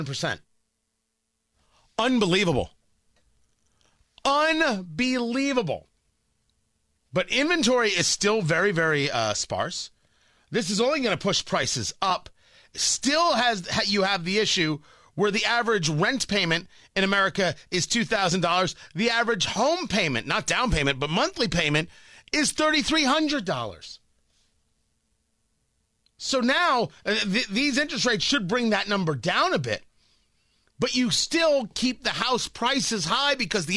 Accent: New Jersey, United States; moved away; I'm from Jersey and the Camaro was everywhere. Oh, growing up, the IROC.

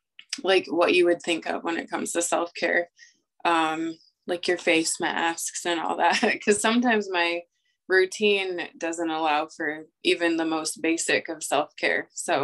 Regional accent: Oelwein, Iowa, United States; now in Cedar Rapids, United States; Owine, Iowa.

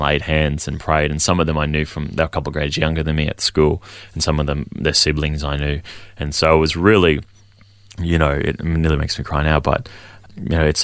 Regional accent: Hervey Bay, Queensland, Australia; moved away; also born or lived in Townsville / Brisbane; I grew up in a good home. You know, I grew up in Harvey Bay, a good town

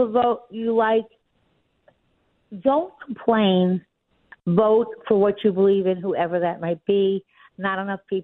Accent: Long Island, New York, United States; I grew up on Long Island.

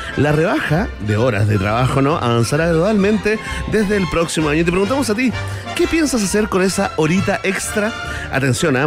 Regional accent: Chile; lo que somos los chilenos

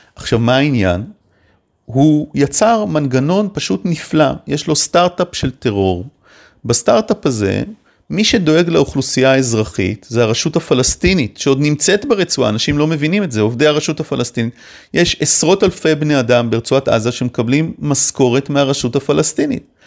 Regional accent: Israel

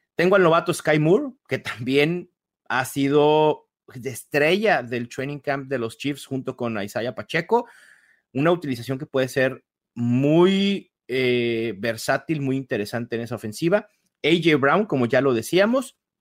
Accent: Mexico; aquí en México

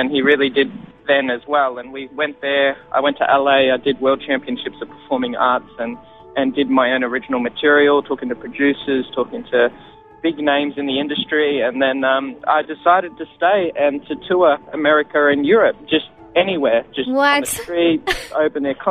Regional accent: Australia; also born or lived in Israel; I used to live in Israel with my family, and I don't remember too much of it, but all I remember was coming back to Australia and then growing up in Catholic schools

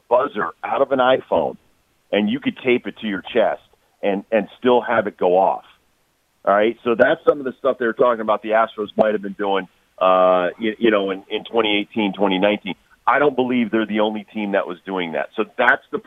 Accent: Connecticut, United States; being a hockey player growing up in Connecticut

